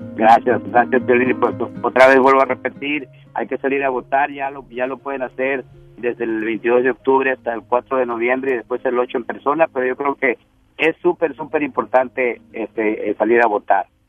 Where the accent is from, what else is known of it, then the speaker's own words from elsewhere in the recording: Mexico; nosotros como mexicanos